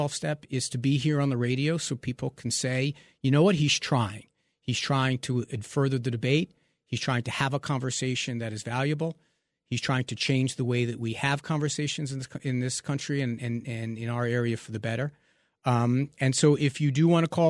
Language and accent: English; New York, United States; growing up in New York